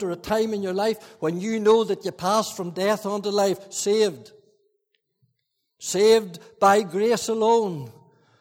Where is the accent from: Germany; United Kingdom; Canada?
United Kingdom; Fermanagh, Northern Ireland; I was brought up in Fermanagh